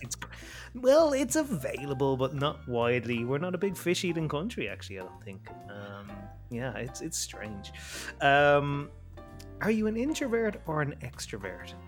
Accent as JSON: {"language": "English", "country": "Ireland", "said": "I'm Irish."}